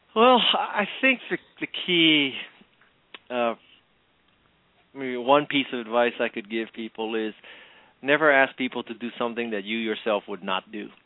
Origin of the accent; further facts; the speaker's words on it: Hawaii, United States; I was born and raised in Hawaii